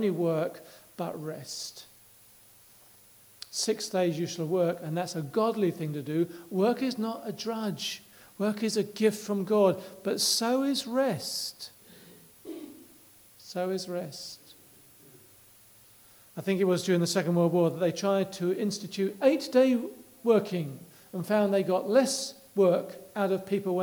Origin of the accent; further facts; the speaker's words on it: England, United Kingdom